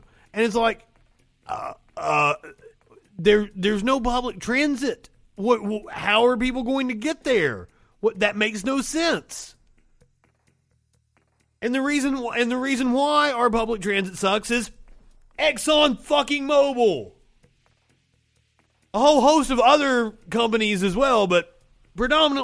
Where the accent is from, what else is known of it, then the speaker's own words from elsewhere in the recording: Pikeville, Kentucky, United States; I am from the coal fields. I'm from Pikeville, fucking Kentucky.